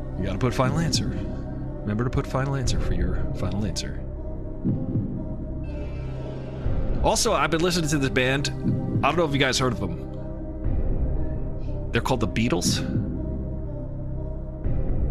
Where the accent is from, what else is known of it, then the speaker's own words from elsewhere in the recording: Long Island, New York, United States; I am also from Long Island.